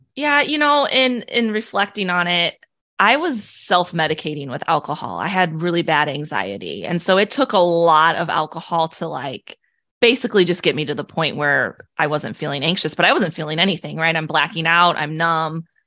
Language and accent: English; Illinois, United States; moved away as an adult; now in Omaha, United States; I was born and raised in Illinois